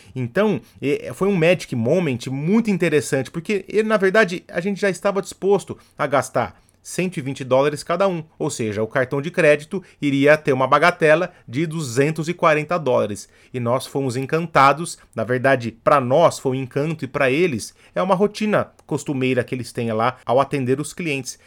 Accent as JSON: {"language": "Portuguese", "country": "Brazil", "said": "Eu, como bom brasileiro"}